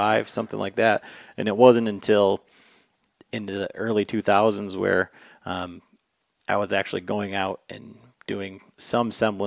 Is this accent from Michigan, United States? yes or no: yes; West Michigan, United States; John and I, you know, we grew up here in West Michigan